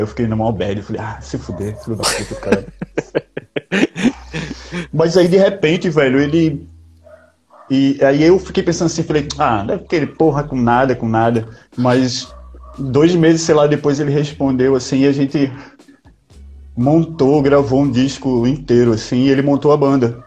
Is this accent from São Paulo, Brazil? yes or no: no; Recife, Pernambuco, Brazil; also born or lived in Sweden; eu fui criado em Recife, mas eu nasci na Suécia